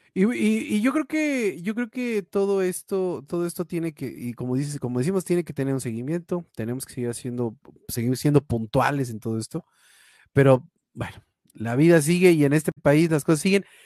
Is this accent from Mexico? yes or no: yes; Mexico; como mexicano